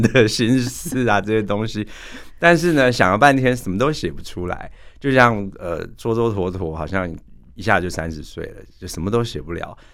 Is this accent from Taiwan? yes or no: yes; Taiwan; 我们台湾人